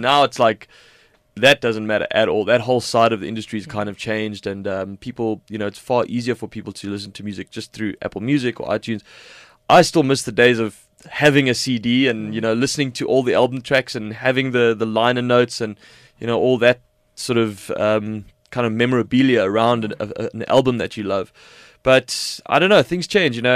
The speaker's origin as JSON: {"language": "English", "country": "South Africa", "said": "being South African"}